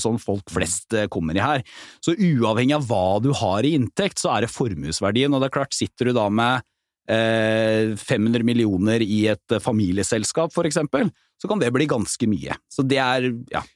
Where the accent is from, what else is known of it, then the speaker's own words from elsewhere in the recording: Porsgrunn, Telemark, Norway; hjemme i Porsgrunn, da, hvor Petter og jeg kommer fra